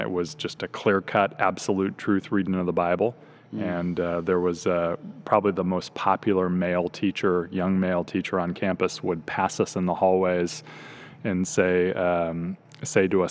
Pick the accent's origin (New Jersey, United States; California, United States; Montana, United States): California, United States; Orange County, Southern; also born or lived in Kansas; I'm a Southern California native. I grew up in Orange County, which is about an hour south of LA in the suburbs.